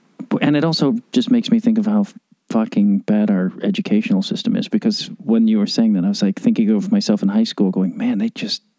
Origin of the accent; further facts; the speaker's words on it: Chicago, Illinois, United States; moved away; Have you spent a lot of time in my hometown?